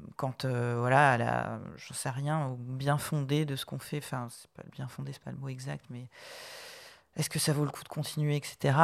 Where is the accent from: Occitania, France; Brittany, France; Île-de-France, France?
Brittany, France; je suis bretonne d'origine.